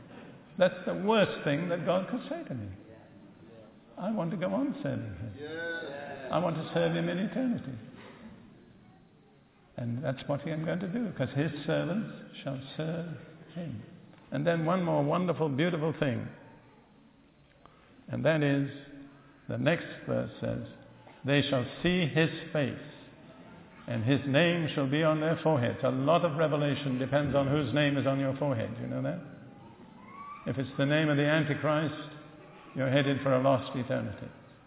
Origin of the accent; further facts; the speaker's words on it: United Kingdom; Remember, I'm as British as you are.